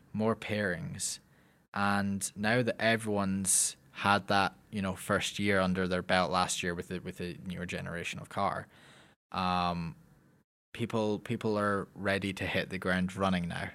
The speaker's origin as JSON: {"language": "English", "town": "Lockerbie", "region": "Scotland", "country": "United Kingdom", "said": "I am from Lockerbie, Scotland"}